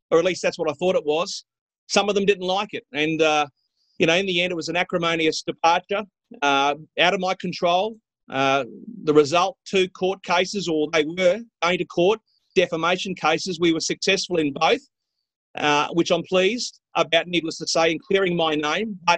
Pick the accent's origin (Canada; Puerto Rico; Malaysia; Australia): Australia; Mackay, Queensland; I called in my hometown of Mackay at 16, 17 years of age